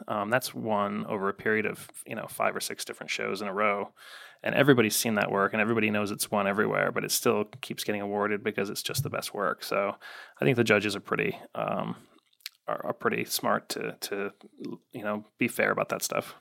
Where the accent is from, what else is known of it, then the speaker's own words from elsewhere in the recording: Chicago, Illinois, United States; I grew up in the South suburbs of Chicago, so I was more of a White Sox guy